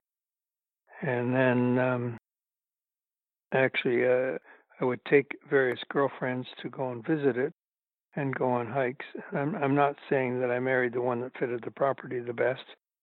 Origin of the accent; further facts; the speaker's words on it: Toronto, Ontario, Canada; Toronto, my hometown